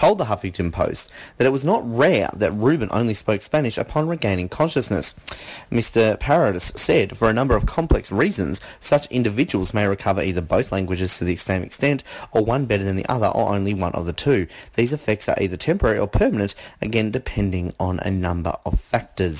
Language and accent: English; Australia; we're Australian